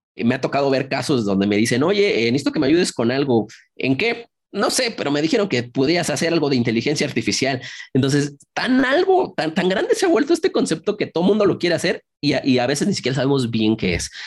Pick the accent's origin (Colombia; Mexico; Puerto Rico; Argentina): Mexico; yo estoy en México, soy originario aquí de México